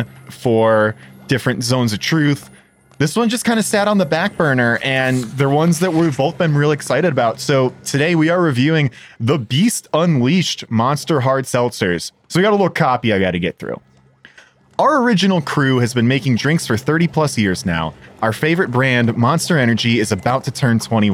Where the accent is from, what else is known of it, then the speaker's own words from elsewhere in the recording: Chicago, Illinois, United States; One of my hometown hero bands